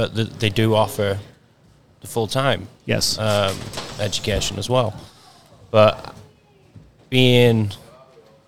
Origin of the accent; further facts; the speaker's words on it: Blackburn, North West England, United Kingdom; moved away as an adult; also born or lived in Austria; now in United States; originally, I'm from 20 miles north of Manchester, a little town called Blackburn